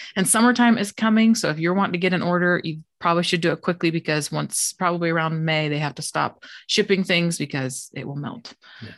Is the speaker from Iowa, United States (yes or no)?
yes; Des Moines, Iowa, United States; I grew up in Des Moines, Iowa